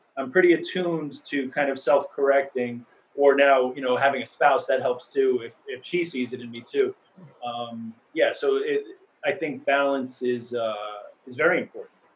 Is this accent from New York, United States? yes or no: yes; New York City, New York, United States; I grew up in New York, mm-hmm. in Queens. Uh, I didn't move here